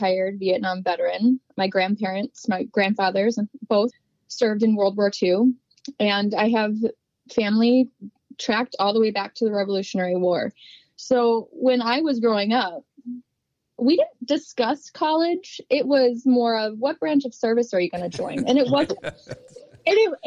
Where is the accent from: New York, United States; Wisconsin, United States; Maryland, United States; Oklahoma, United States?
Wisconsin, United States; La Crosse; I grew up in La Crosse, Wisconsin, and born and raised.